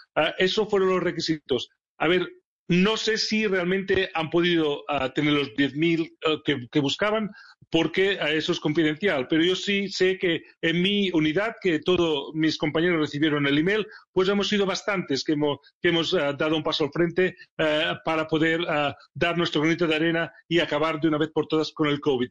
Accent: Barcelona, Catalonia, Spain; moved away as an adult; also born or lived in Sheffield; now in England, United Kingdom; Barcelona, es mi ciudad natal

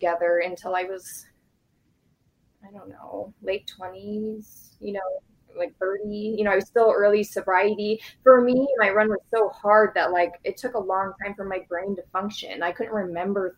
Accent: Naperville, Illinois, United States; I grew up in Naperville

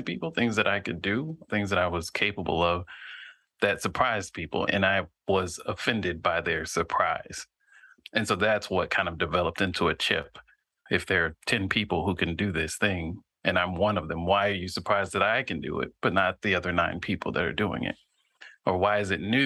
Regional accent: near Fort Rucker, Southeast Alabama, United States; I grew up in Southeast Alabama near an Army base called Fort Rucker

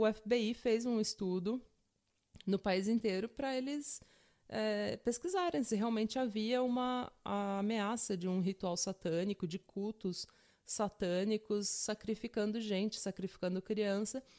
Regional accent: São Paulo, Brazil; eu sou de São Paulo, terra da garoa

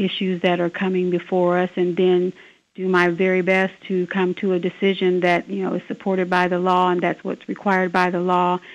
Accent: Decatur, Illinois, United States; moved away as an adult; now in Sangamon County, Illinois, United States; I was living in Decatur. That's my hometown

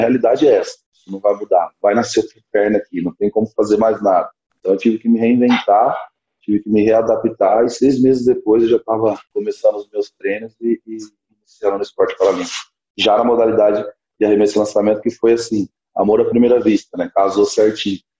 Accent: Orlândia, São Paulo, Brazil; eu sou de Orlândia, uma cidadezinha bem pequena aqui do interior de São Paulo também

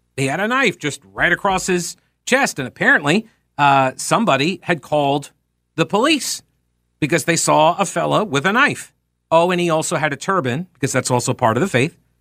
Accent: United States; as an American

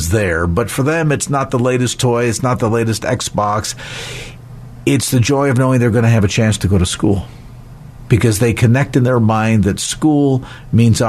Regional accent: United States; growing up in the United States

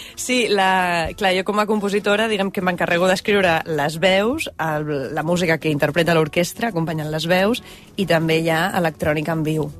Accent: Barcelona, Catalonia, Spain; moved away as an adult; also born or lived in London; sóc de Barcelona, vaig néixer el 1984

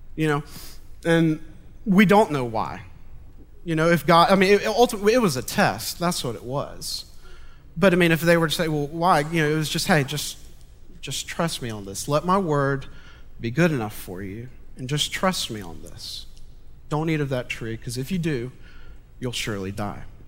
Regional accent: Montgomery, Alabama, United States; I was born and raised in Montgomery

